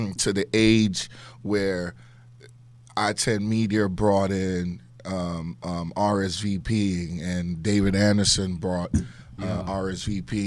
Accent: Nigeria; moved away; I'm from Nigeria

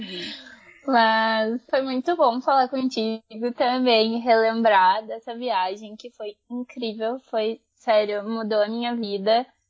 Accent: Brazil; Eu fui criada no Brasil

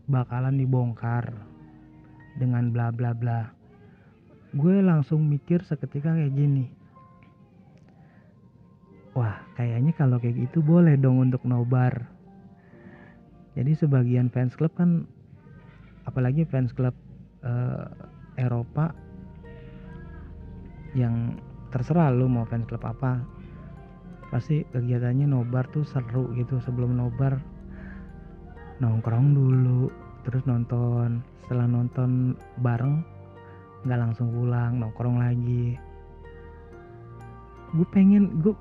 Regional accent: Bekasi, West Java, Indonesia; now in Jakarta, Indonesia; gue mau pulang kampung ke Bekasi

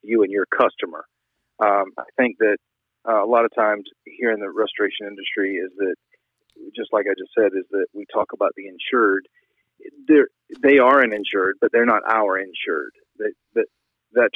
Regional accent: Savannah, Georgia, United States; also born or lived in Manchester, New Hampshire; now in New Hampshire, United States; originally from Savannah, Georgia, but I work up in New Hampshire now

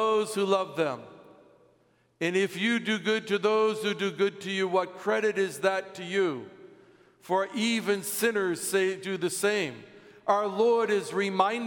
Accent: United States; As an American

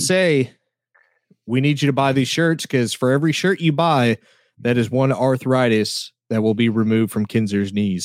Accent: Oklahoma, United States; accent: southern

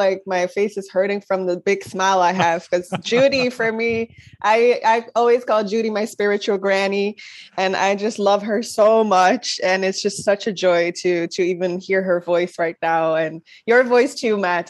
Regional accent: Netherlands; also born or lived in Rotterdam; I'm from Holland. I live in Rotterdam

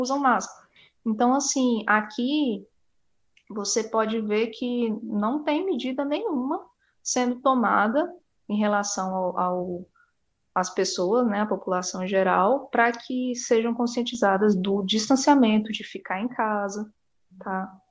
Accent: Porto Nacional, Tocantins, Brazil; moved away as an adult; also born or lived in Goiânia; Eu sou do Tocantins, é, de Porto Nacional

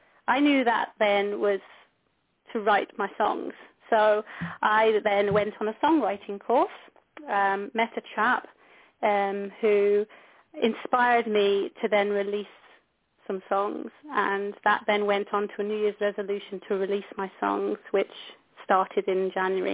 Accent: Scotland, United Kingdom; I'm a nurse from Scotland

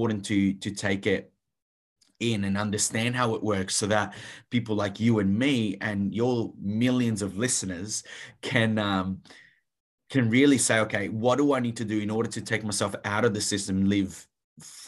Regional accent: Italy; moved away; I grew up in Italy, so steeped in a Catholic culture

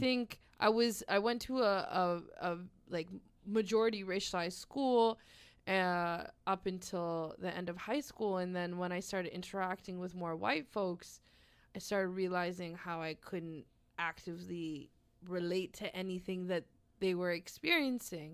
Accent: Halifax, Nova Scotia, Canada; I was born and raised here in Mi'kmaq territory

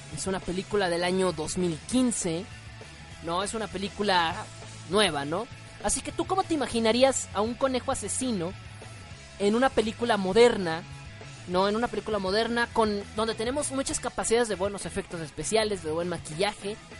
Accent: Mexico; soy mexicano

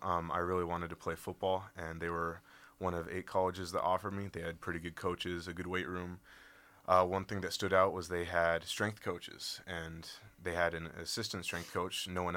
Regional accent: Arizona, United States; I'm a freshman, and I'm from Arizona.

